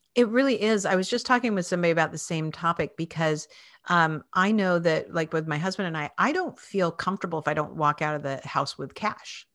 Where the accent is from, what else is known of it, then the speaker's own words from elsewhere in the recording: Spokane, Washington, United States; moved away as an adult; now in Philadelphia, United States; I grew up in Washington State in Spokane, Washington